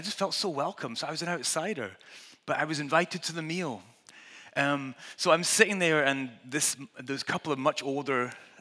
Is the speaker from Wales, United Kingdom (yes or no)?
no; Scotland, United Kingdom; I'm Scottish